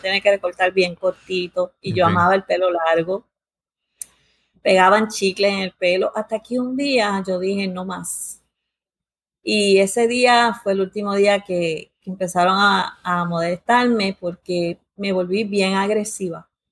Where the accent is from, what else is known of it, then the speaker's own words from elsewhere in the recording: United States; nací y me crié en Estados Unidos